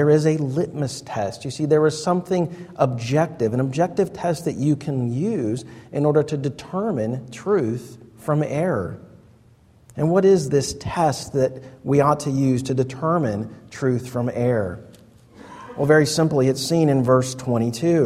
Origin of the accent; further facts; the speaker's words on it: United States; us as American pragmatists